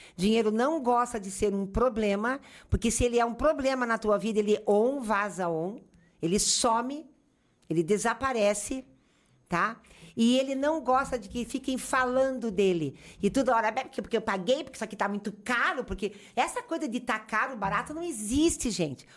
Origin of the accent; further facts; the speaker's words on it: Curitiba, Paraná, Brazil; moved away as an adult; now in Caxias do Sul, Brazil; Sou de Curitiba, para quem não sabe, fui parar na Serra Gaúcha